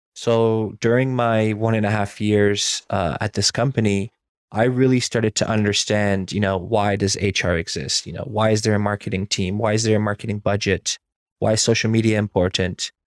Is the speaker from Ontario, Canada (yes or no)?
yes; Burlington, Ontario, Canada; also born or lived in Iran; I spent most of my life in Burlington, Ontario, where I went to school